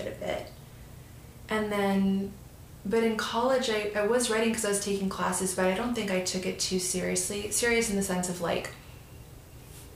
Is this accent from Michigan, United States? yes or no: no; Mercer Island, Washington, United States; moved away as an adult; also born or lived in North Vancouver, Canada; now in Los Angeles, United States; I was born in North Vancouver and lived there till I was 5. And then my family moved to the Seattle area, like a suburb on the east side of Seattle, about 10 minutes from downtown, but sort of a suburban world of its own. It's called Mercer Island